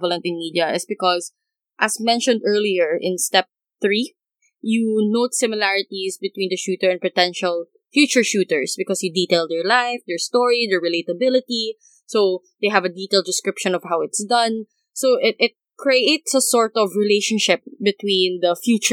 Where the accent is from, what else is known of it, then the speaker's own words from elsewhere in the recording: Philippines; we're from the Philippines